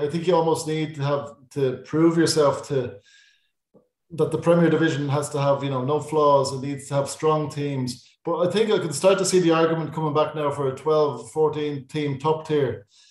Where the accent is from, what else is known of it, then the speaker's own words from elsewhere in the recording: Dublin, Leinster, Ireland; I'm from Raheny